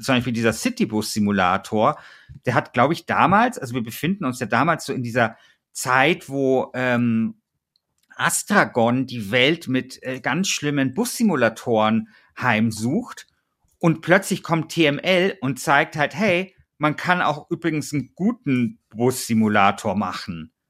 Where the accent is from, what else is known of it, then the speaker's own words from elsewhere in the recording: Bavaria, Germany; Vielleicht nehme ich jetzt hier äh, diese Folge auf und weiß nicht, dass mein Heimatbundesland äh, Bayern äh, sang- und klanglos gegen Schleswig-Holstein ausgeschieden ist.